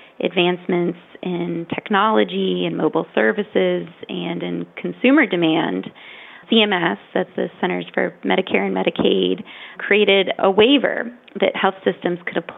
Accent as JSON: {"language": "English", "town": "Richmond", "region": "Virginia", "country": "United States", "tie": "born or raised there", "also_born_or_lived": "Boston, Massachusetts", "moved": "as an adult", "said": "when we moved back to Richmond, my hometown"}